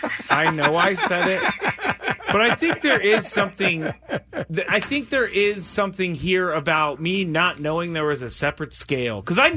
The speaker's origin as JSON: {"language": "English", "country": "United States", "tie": "born or raised there", "said": "I'm an American. I am not a Thai person. Okay? I am not Thai. I don't know if you knew that or not. I grew up here. The United States."}